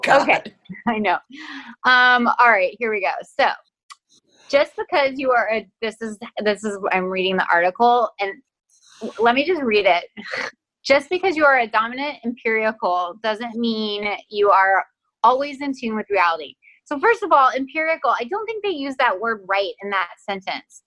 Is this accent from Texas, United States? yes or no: yes; Texas, United States; accent: Texas; i'm from texas and when my family and i get on the phone my texas accent like gets cranked up